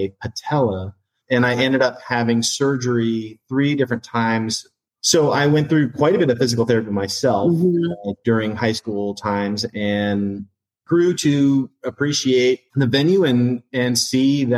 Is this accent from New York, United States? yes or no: no; Bellingham, Washington, United States; I'm from Bellingham, an hour north of Seattle